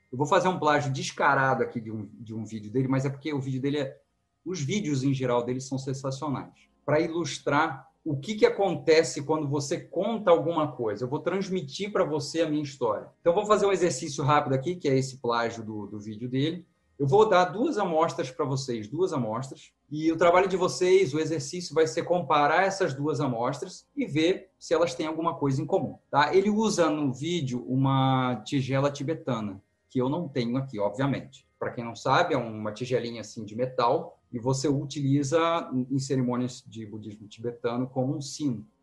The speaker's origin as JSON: {"language": "Portuguese", "region": "São Paulo", "country": "Brazil", "tie": "born there", "lives_now": "Rio de Janeiro, Brazil", "said": "Eu nasci em São Paulo, esse sotaque que vocês estão escutando é postiço, eu estou muito tempo no Rio."}